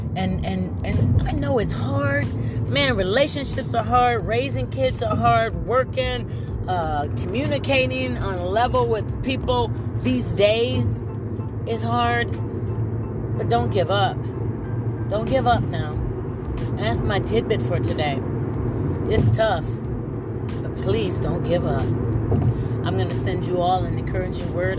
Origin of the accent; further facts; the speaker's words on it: Ohio, United States; also born or lived in Oberlin, Ohio; now in Louisville, United States; I'm from originally from Ohio, and the thing about when you come from a small town, you know, I, I live next to Oberlin College